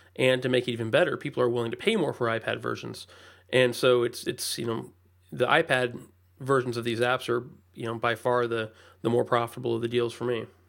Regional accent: Indianapolis, Indiana, United States; I'm from the Indianapolis area

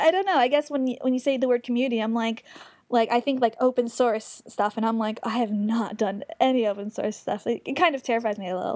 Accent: New York, United States; moved away as an adult; now in Bay Area, United States; I'm from New York, but I have been in the Bay Area for about two and a half years

